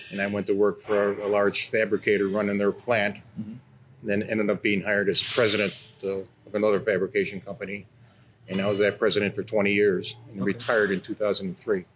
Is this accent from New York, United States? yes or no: yes; Rochester, New York, United States; I'm from Rochester, New York